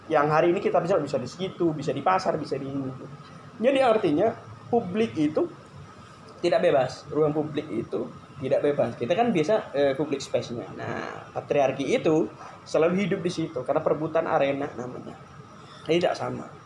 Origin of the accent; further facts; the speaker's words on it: East Java, Indonesia; moved away; Kalau asal asli Jawa Timur, Wong Duro